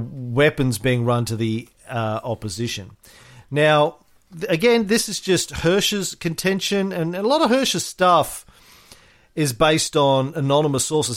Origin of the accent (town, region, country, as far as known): Australia